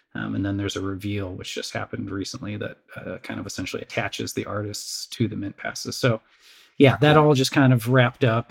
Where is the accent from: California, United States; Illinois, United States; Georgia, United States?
Illinois, United States; Crystal Lake; I grew up uh, suburbs of Chicago, uh, Crystal Lake, uh, Illinois. Um, lived there just my entire childhood